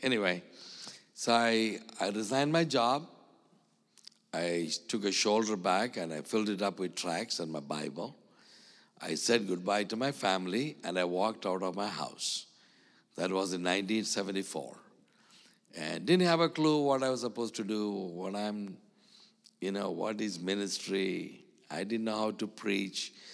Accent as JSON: {"language": "English", "country": "India", "tie": "born or raised there", "said": "I'm, uh, an Indian. I was born in India. And I live in India."}